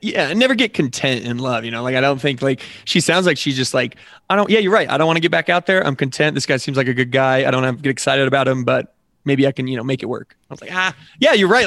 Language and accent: English; Colorado, United States; also born or lived in Nebraska; I grew up here in Colorado